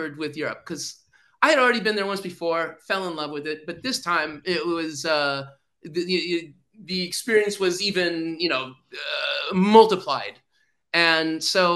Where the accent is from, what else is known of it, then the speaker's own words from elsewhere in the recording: United States; I'm an American